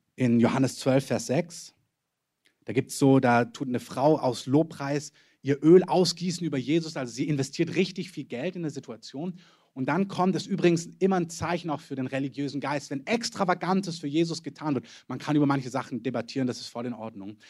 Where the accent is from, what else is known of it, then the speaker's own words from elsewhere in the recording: Germany; wir als Deutsche